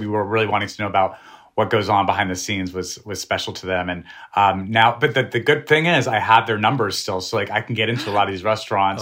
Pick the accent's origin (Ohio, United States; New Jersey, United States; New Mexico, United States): New Mexico, United States; I'm from New Mexico. We love the food we grew up eating